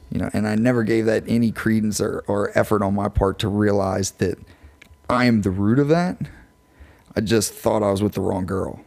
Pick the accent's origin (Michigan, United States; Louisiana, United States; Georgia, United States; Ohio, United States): Louisiana, United States; LaPlace; I'm from Laplace